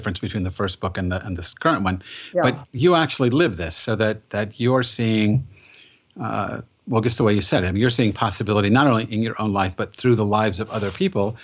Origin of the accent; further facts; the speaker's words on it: Massachusetts, United States; also born or lived in Boston; I'm from Massachusetts, lived in Boston